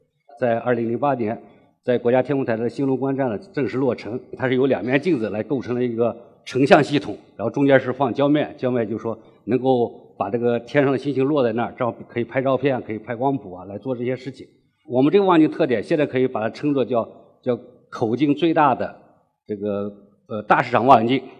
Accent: China; 这是完全是我们中国人自己的创新。

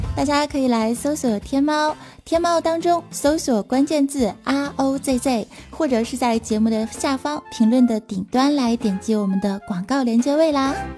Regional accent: China; 这主要我是中国人呐

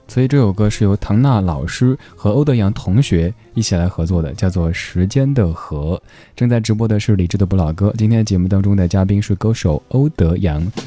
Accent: Chengdu, Sichuan, China; 我老家成都

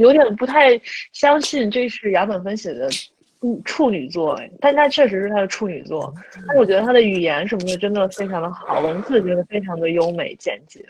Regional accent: Jiaodong, Shandong, China; accent: Jiaodong dialect; moved away; 我跟我男朋友可以去教他说这个家乡话，说土里土气的这种胶东方言

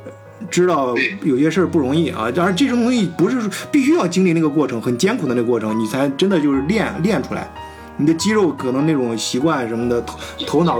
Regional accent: China; now in Germany; 咱们中国人进来怎么破局？就是在人家的大规矩下，我们中国人怎么发挥自己的智慧，怎么在这个夹缝中寻找突破点，利用各种条件，我们打入西方的这个市场

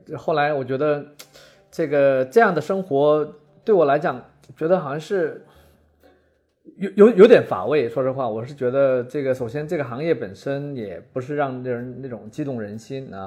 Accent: Tieling, Liaoning, China; moved away as an adult; also born or lived in Shanghai / Europe; 我是九四年从大学毕业啊，然后后来就留在上海，因为我是东北人啊，我是东北就是第一大城市铁岭啊

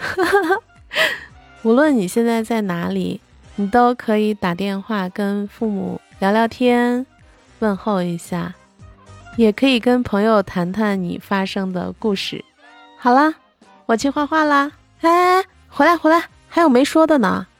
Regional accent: Shaanxi, China; 我的家乡是在陕西嘛

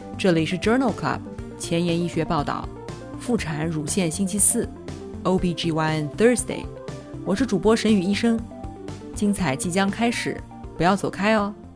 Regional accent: Nanjing, Jiangsu, China; 我来自南京，读完博士，在三甲医院的心脏科干了七年

